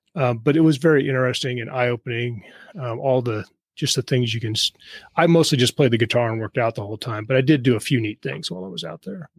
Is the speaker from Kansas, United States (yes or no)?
yes; Kansas, United States; moved away as an adult; also born or lived in Los Angeles; I was from Kansas